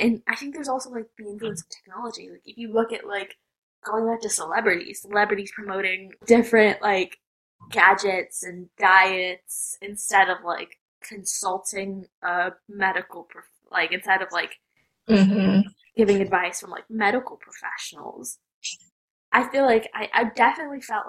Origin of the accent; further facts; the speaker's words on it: United States; I'm Indian American